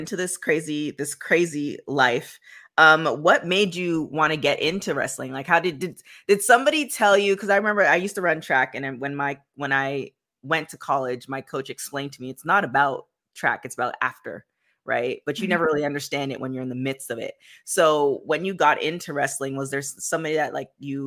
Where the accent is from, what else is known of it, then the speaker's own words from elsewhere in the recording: Canada; I'm from Canada